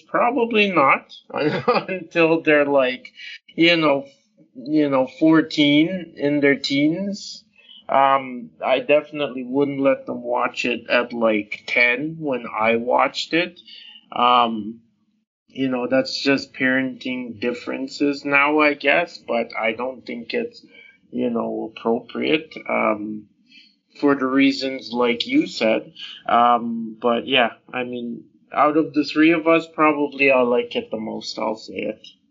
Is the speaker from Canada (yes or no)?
no; Jamaica; I'm Jamaican